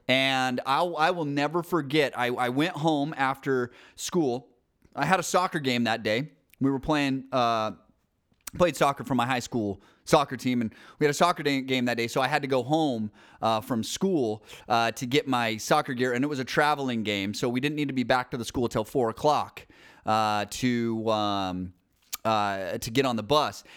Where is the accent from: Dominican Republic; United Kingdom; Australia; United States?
United States; Salt Lake City, Utah; I grew up in Salt Lake City